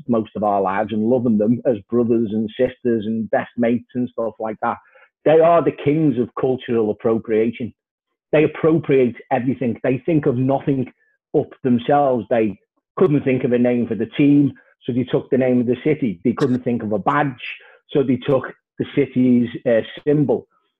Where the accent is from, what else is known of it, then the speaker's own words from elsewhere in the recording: Liverpool, North West England, United Kingdom; I'm from Walton